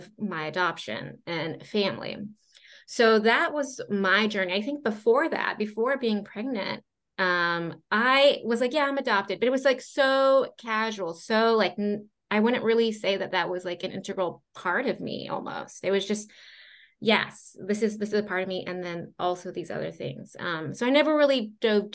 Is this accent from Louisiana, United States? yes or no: no; Florida, United States; also born or lived in Cusco, Peru / Hawaii; I lived mainly on the East Coast growing up in Florida.